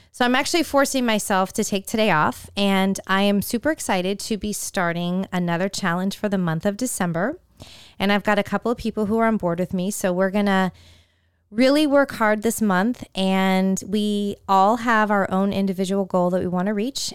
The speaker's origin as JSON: {"language": "English", "region": "California", "country": "United States", "tie": "born or raised there", "said": "Growing up in California"}